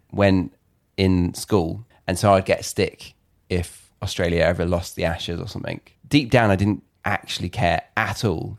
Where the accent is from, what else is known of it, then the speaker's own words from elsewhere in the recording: United Kingdom; as a Brit